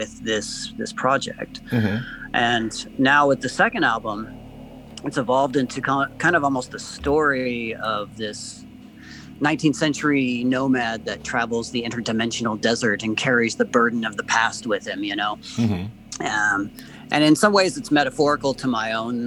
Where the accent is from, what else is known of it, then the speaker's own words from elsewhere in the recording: Montana, United States; I grew up in Montana, and, you know, and I grew up around a lot of the Old West towns and ruins